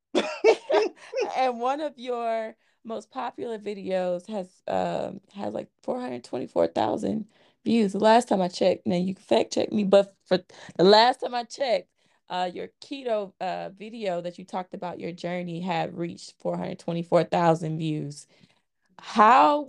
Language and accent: English; Montgomery, Alabama, United States; my hometown, Montgomery, Alabama